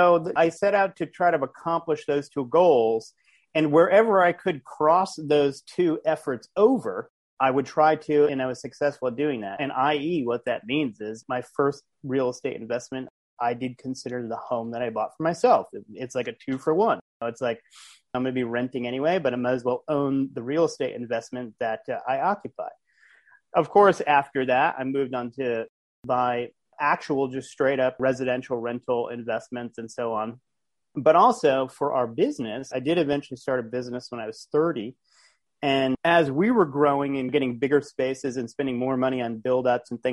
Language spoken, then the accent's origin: English; Providence, Rhode Island, United States; also born or lived in Los Angeles, United States; now in Florida, United States; I'm from Providence, Rhode Island originally, but I currently live in Florida